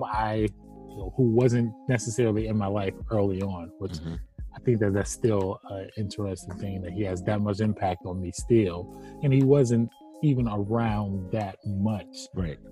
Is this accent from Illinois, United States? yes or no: no; Cleveland, Ohio, United States; I'm from Cleveland